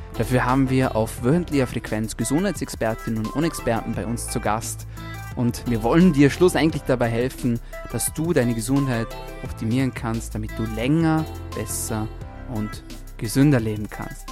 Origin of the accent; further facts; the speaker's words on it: Austria; bei uns in Österreich